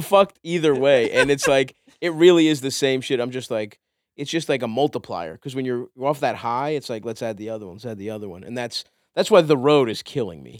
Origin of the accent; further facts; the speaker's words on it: Baltimore, Maryland, United States; I grew up in Baltimore.